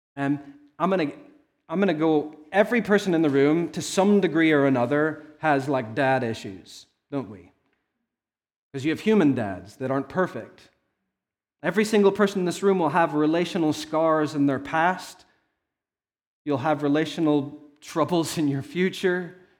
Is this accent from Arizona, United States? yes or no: yes; Arizona, United States; I was born in Arizona